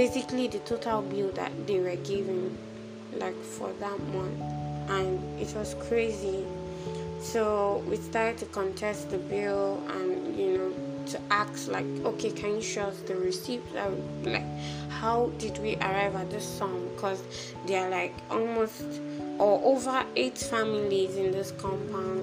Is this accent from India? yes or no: no; Nigeria; moved away as an adult; also born or lived in Accra, Ghana; I'm a Nigerian.